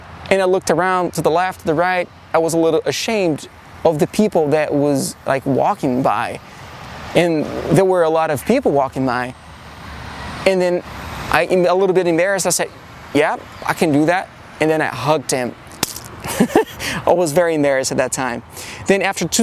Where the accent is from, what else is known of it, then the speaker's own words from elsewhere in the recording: Brazil; moved away as an adult; also born or lived in New York City, United States; now in Los Angeles, United States; born and raised in Brazil